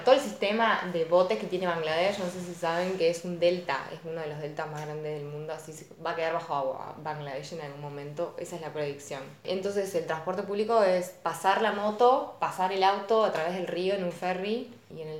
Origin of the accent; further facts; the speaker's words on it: Argentina; sos de Argentina, sí, del país de Maradona